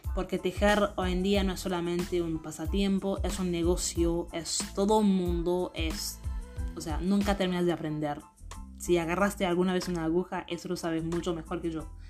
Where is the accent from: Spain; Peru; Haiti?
Haiti; now in Argentina; yo soy de Haití, vine acá en Argentina